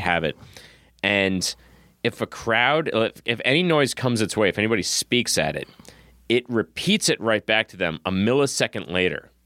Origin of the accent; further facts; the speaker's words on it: Massachusetts, United States; I'm from Massachusetts